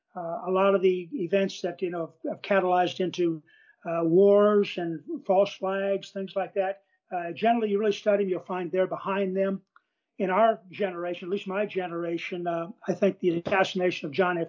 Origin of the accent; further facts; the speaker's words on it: Des Moines, Iowa, United States; moved away; I was raised in Iowa in farm country, uh, uh, raised in the city of Des Moines